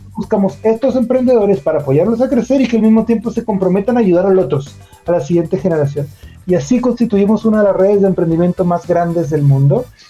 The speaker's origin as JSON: {"language": "Spanish", "country": "Mexico", "also_born_or_lived": "Monterrey, Mexico", "moved": "as an adult", "lives_now": "Chile", "said": "soy, mexicano y yo tengo un poquito más de 10 años viviendo en ah, Chile"}